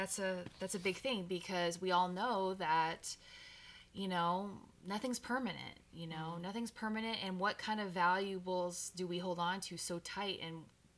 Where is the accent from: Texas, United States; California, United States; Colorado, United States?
Texas, United States; So, and I'm from Texas, so I have a real love for pools, you know. So we were raised with a pool